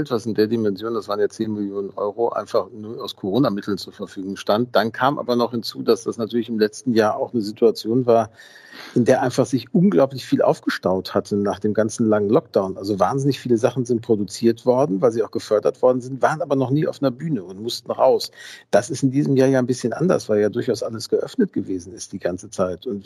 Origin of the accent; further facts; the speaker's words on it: Gelsenkirchen, North Rhine-Westphalia, Germany; Ich bin in Gelsenkirchen-Schalke tatsächlich aufgewachsen, also auch in dem Stadtteil.